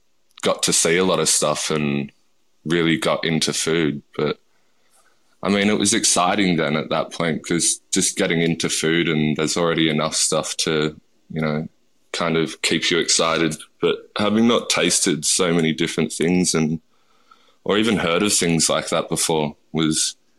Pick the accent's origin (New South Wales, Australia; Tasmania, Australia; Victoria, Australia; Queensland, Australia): New South Wales, Australia; Like, I grew up in the Southern Highlands, and it's not very multicultural there. Well, especially when I grew up there, so...